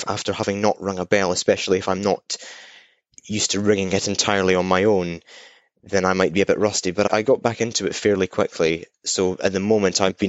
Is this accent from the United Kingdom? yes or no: yes; Scotland, United Kingdom; I'm Scottish. There's not many Scottish ringers, or certainly ringers who are born and bred Scottish. And I ring in Edinburgh